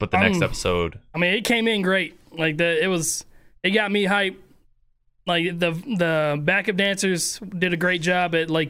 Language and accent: English; Southern Kentucky, United States; I'm from, from, the burbs. I'm from Southern Kentucky. I was I, I was on a farm my whole life